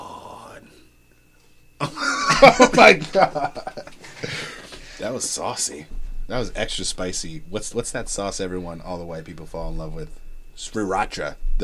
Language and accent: English; United States; I'm American.